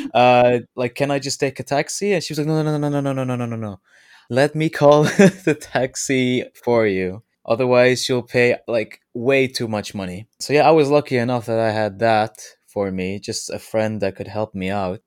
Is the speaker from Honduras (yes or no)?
no; Netherlands; I'm from the Netherlands